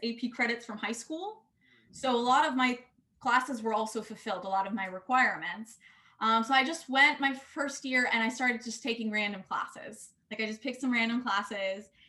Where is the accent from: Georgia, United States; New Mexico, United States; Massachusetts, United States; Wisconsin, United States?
Georgia, United States; Atlanta; I grew up in Atlanta